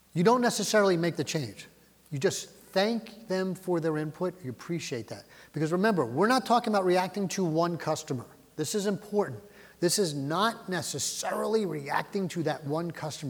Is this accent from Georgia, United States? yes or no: no; Philadelphia, Pennsylvania, United States; I grew up in Philly.